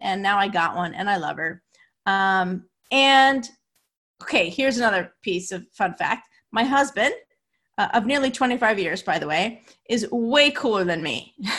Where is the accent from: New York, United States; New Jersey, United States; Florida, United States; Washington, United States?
New Jersey, United States; I'm from New Jersey, and my parents are from Brooklyn